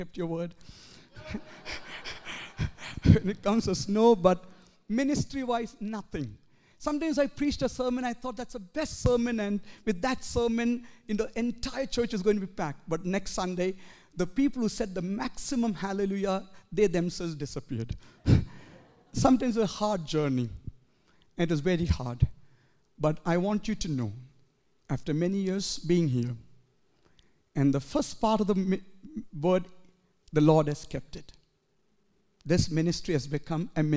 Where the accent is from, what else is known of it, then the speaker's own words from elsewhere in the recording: India; moved away as an adult; now in Edmonton, Canada; as a young man growing up in India